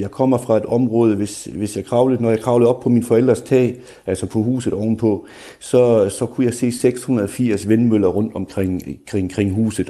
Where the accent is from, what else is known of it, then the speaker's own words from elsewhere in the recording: Schleswig-Holstein, Germany; Jeg kommer fra Sydslesvig